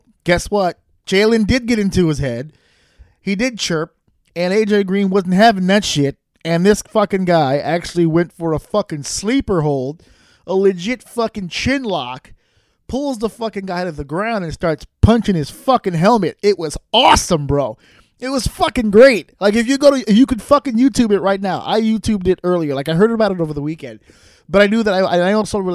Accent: New York, United States; as a New Yorker

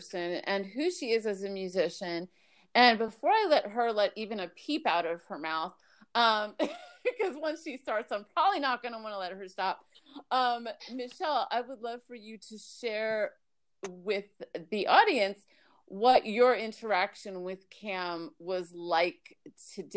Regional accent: Miami, Florida, United States; moved away as an adult; also born or lived in New York / Tampa, Florida; now in Alabama, United States; I was born in New York, raised in Miami, and then I lived in Tampa for a bunch of years.

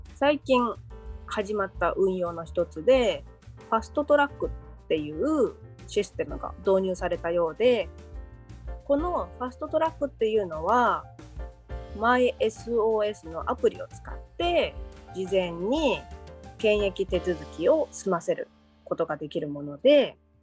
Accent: Kanto, Japan; moved away as an adult; now in Montreal, Canada; 関東出身の私

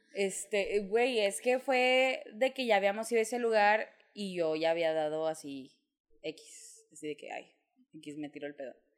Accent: Mexico; moved away

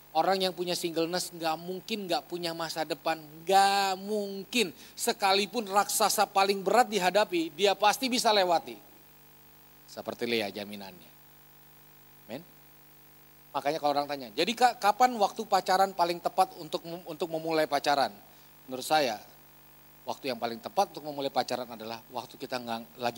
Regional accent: Ambon, Maluku, Indonesia; Saya asli Ambon, mama Manado.

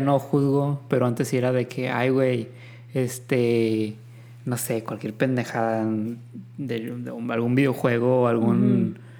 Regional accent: Mexico; somos mexicanos

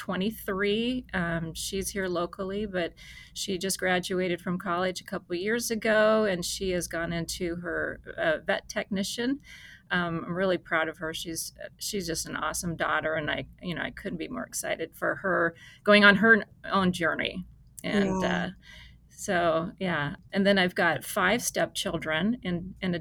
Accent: Arizona, United States; I grew up in Arizona

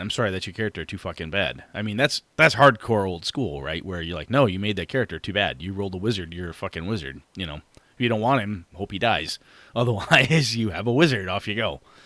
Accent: Wausau, Wisconsin, United States; moved away; I will be up in Wausau, Wisconsin, my hometown

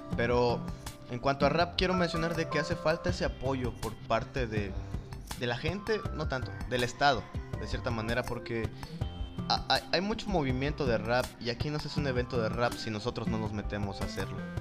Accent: Juchitán de Zaragoza, Oaxaca, Mexico; nosotros somos de acá de Juchitán, tenemos conocimiento del zapoteco

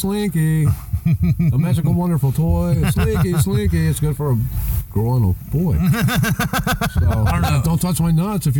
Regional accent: Ohio, United States; moved away; I want to go to my hometown and see them at the Nutter, man.

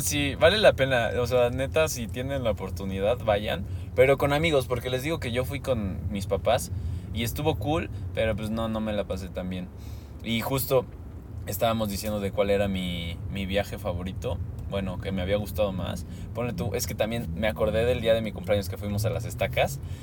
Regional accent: Mexico

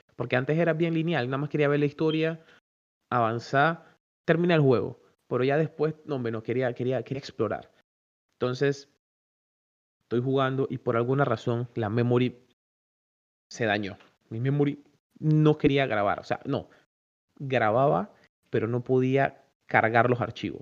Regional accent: Panama; nosotros como panameños

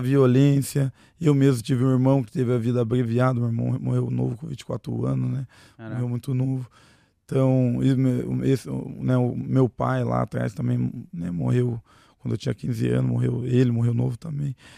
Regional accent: Piraquara, Paraná, Brazil; also born or lived in Sorocaba, São Paulo / Almirante Tamandaré, Paraná; E daí eu só nasci em Sorocaba, portanto, né? Uhum. E já fui pro Paraná. Daí no Paraná morei em algumas quebradas, lá morei em Tamandaré, que eu tava te falando, de Tamandaré, morei a maior parte da minha vida daí lá em Piraquara

